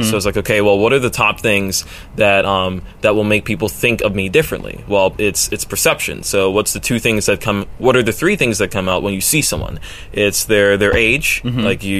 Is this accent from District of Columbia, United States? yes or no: no; Brooklyn, New York, United States; also born or lived in Sweden / Venezuela / Baltimore; I was born in New York, Brooklyn, a part that wasn't exactly, like, you know, safe back then. And I lived 2 years briefly in Sweden, then came back to Brooklyn, then lived two years in Venezuela, then came back to Brooklyn again.